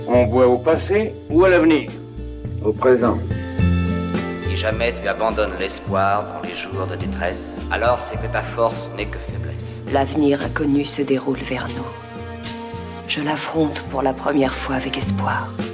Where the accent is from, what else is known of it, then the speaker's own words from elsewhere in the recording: Vosges, Grand Est, France; je viens des Vosges